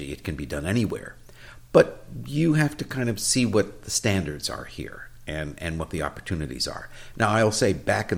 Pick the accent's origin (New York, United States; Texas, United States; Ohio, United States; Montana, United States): New York, United States; New York City; moved away as an adult; also born or lived in California; We grew up in New York City